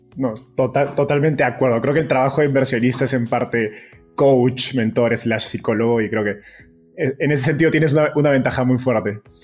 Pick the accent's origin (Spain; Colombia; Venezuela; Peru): Peru; now in Mexico; siendo peruano